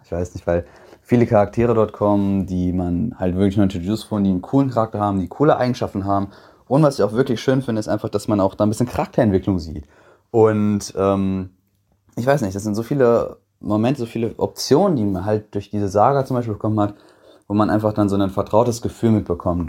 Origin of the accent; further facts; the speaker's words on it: Bad Oeynhausen, North Rhine-Westphalia, Germany; komme aus OWL, aus Bad Oeynhausen